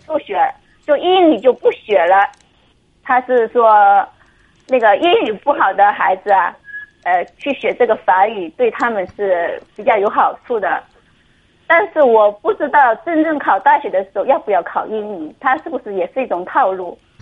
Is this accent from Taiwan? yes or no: no; Wenzhou, Zhejiang, China; 我是温州的